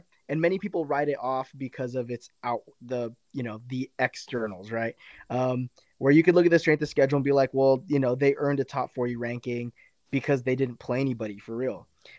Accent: United States; also born or lived in Arizona; So I'm not from the Midwest. I know Culver's is much larger out there. I'm from California and Arizona

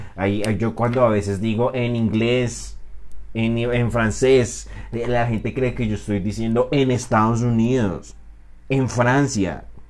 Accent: Colombia; Soy un colombiano

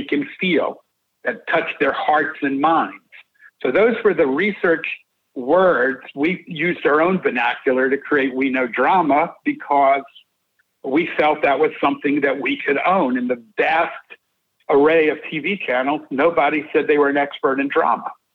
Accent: Atlanta, Georgia, United States; born or raised there

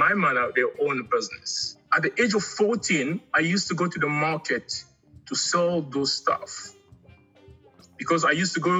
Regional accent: DR Congo; also born or lived in Angola; now in South Africa; Originally, I'm from Angola, but I grew up in the Congo. And I came to South Africa about 20 years ago.

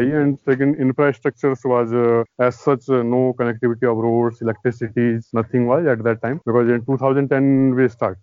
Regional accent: Dehradun, Uttarakhand, India; also born or lived in Ethiopia; I'm basically from Dehradun district of Uttarakhand state. I did my schooling from Dehradun itself

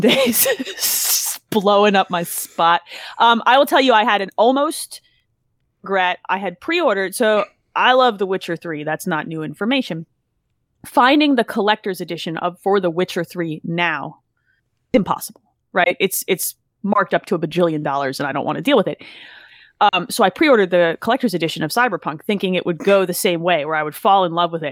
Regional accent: New Jersey, United States; I grew up in Jersey

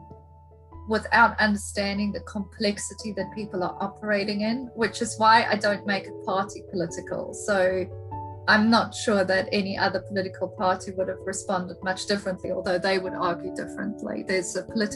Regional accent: South Africa; now in United Kingdom; I'm South African and a woman

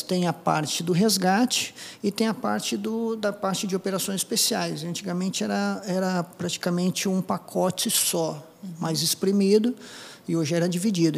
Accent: Apucarana, Paraná, Brazil; first language Japanese; Portuguese is a second language; moved away as an adult; also born or lived in Curitiba; Sou do interior do Paraná, de Apucarana, é, fui agricultor, né? eu trabalhava no sítio

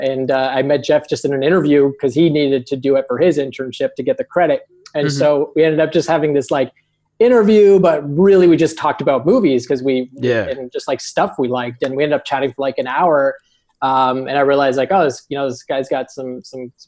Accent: Canada; also born or lived in Toronto area; We're both in the Toronto area. We're both Canadian.

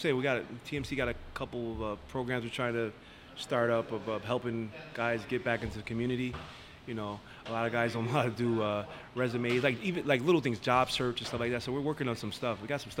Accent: New Britain, Connecticut, United States; Originally, New Britain, Connecticut. Born and raised.

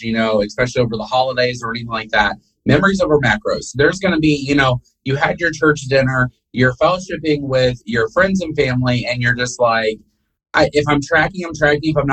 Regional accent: the North, United States; moved away; They're us Northerners. I'm originally from the North.

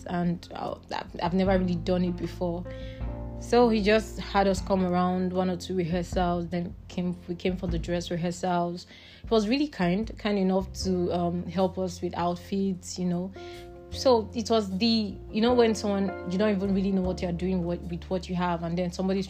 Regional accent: Imo, Nigeria; Imo State, Nigeria.

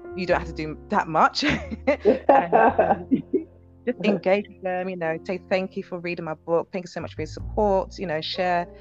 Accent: United Kingdom; I'm British Nigerian

